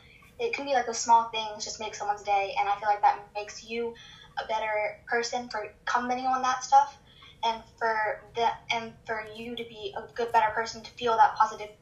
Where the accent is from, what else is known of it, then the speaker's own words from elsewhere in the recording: Texas, United States; I'm 14. I'm from Texas.